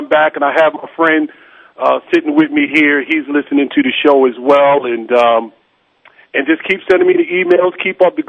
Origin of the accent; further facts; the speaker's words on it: New York City, New York, United States; moved away; I'm from the Bronx originally